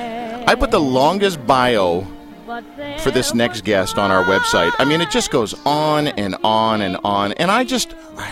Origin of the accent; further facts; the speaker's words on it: Canada; our country